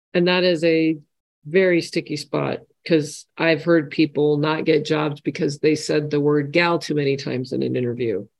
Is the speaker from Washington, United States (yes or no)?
yes; home state where Costco started, Washington, United States; it started in my home state that I grew up